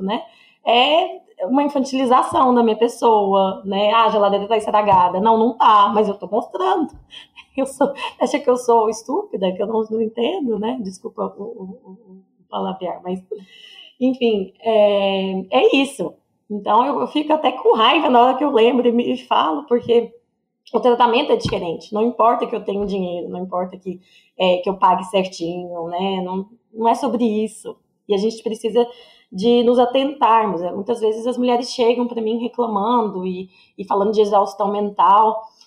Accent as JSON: {"language": "Portuguese", "town": "Goiânia", "region": "Goiás", "country": "Brazil", "tie": "born or raised there", "moved": "as an adult", "said": "Eu morei a vida inteira em Goiânia, né? Até os meus 20 quatro anos"}